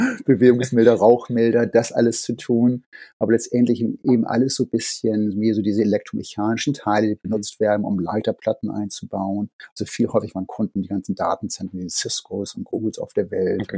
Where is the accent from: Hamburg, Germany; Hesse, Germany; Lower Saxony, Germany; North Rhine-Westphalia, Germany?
Hamburg, Germany; moved away as an adult; now in Boston, United States; Ich bin in Hamburg aufgewachsen, aber äh, Boston ist Heimat